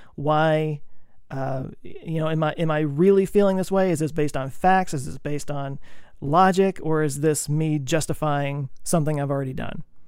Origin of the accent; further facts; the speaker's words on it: Texas, United States; I grew up in Texas